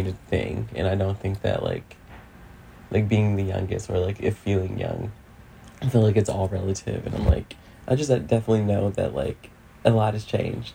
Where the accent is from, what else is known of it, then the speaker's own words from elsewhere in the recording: Philadelphia, Pennsylvania, United States; Growing up in South Philly